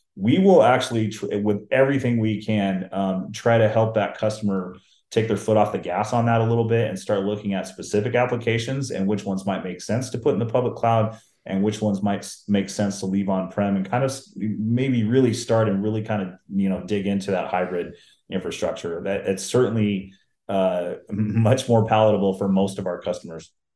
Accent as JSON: {"language": "English", "town": "Seattle", "region": "Washington", "country": "United States", "tie": "born or raised there", "said": "I grew up in the Seattle, Washington area"}